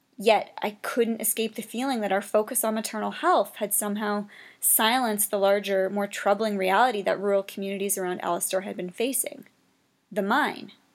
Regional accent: Canada

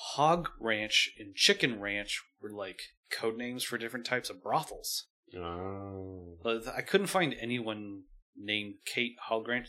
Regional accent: Northern California, United States; I'm from Northern California

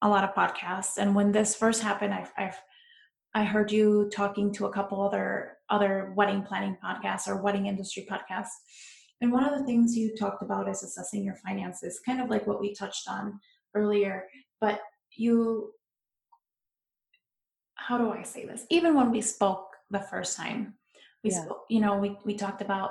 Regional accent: Midwest, United States; I'm from the Midwest

